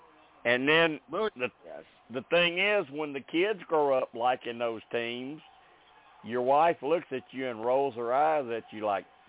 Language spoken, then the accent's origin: English; Arkansas, United States; I was born in Arkansas. I was born in Arkansas and built a home here.